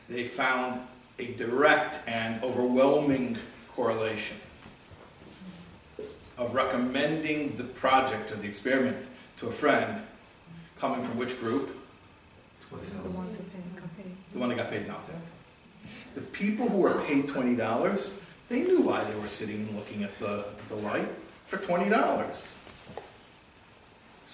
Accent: Chicago, Illinois, United States; when I was a kid, growing up in Chicago

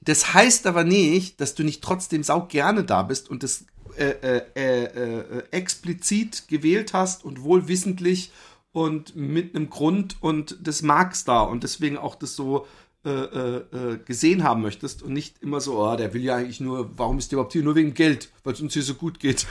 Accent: Germany; moved away as an adult; now in Netherlands; ich bin ja Deutscher

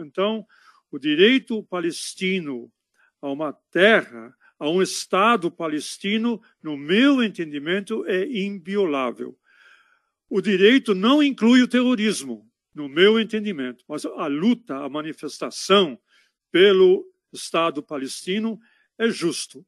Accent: Berlin, Germany; now in São Paulo, Brazil; Prenzlauer Berg, é lá em Berlim. Prenzlauer Berg, na época que eu nasci lá

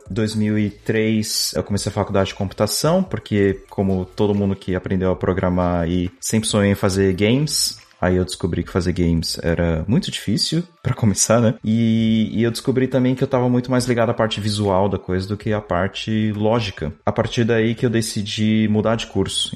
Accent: São Paulo, Brazil; moved away as an adult; now in Netherlands; eu sou de São Paulo

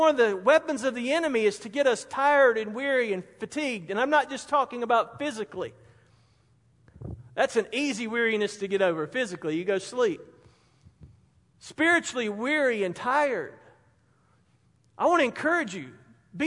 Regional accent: Spartanburg, South Carolina, United States; Growing up in Spartanburg

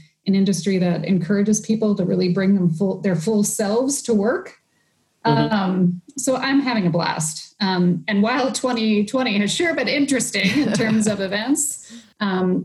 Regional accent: Philadelphia, Pennsylvania, United States; moved away; Pennsylvania, and I'm from Philly

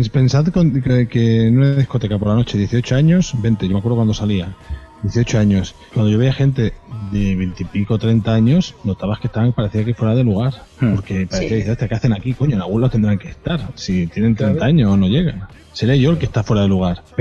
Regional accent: Catalonia, Spain; y yo soy muy catalán en esto

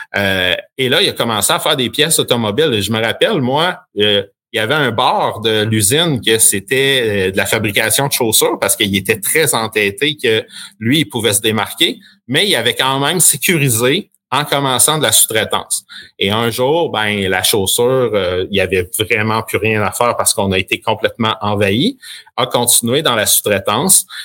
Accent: Sherbrooke, Quebec, Canada; also born or lived in Acton Vale, Quebec; je suis natif de Actonville, donc un petit village en Montérégie euh, où on est déménagé quand j'avais quatre ans ou cinq ans et merci à mon père d'avoir eu une opportunité à Sherbrooke

